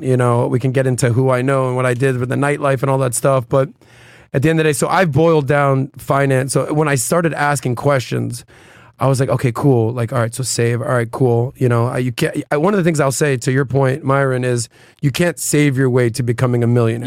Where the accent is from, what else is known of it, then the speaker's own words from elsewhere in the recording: Miami, Florida, United States; being born and raised in Miami